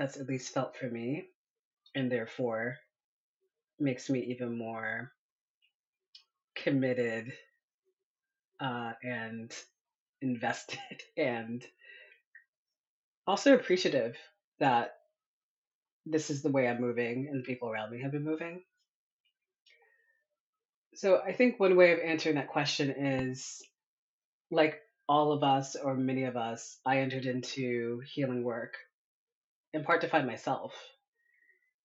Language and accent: English; Northern Virginia, United States; I grew up in Northern Virginia